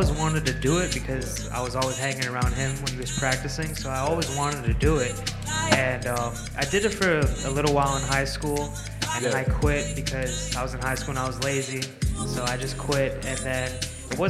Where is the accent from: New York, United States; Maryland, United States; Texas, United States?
Maryland, United States; Silver Spring; I grew up in Silver Spring, Maryland, the DMV, D.C., Maryland, Virginia